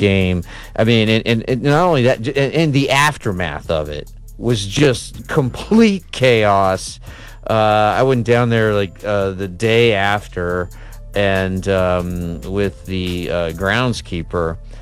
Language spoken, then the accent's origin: English; Midwest, United States; now in Alabama, United States; growing up in the Midwest